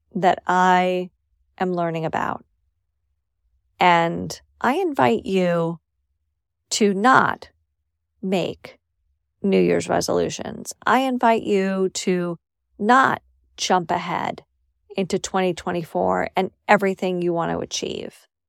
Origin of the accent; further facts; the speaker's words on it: New York City, New York, United States; moved away as an adult; also born or lived in Syracuse; where I grew up in New York City